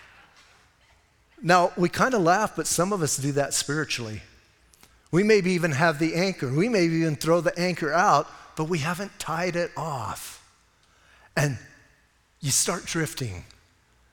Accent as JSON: {"language": "English", "town": "Bisbee", "region": "Arizona", "country": "United States", "tie": "born or raised there", "said": "I was born and raised in Cochise County in Bisbee."}